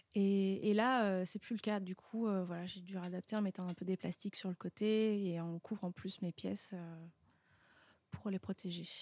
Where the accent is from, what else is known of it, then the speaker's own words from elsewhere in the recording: Paris region, Île-de-France, France; now in Montreuil, France; je viens de la région parisienne, voilà, et puis de Paris euh, où j'ai habité euh, assez longtemps. Maintenant, je suis à Montreuil